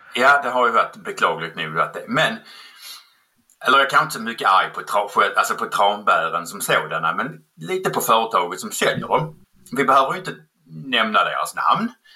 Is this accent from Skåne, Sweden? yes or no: yes; Skåne, Sweden; accent: skånska; jag kommer från Skåne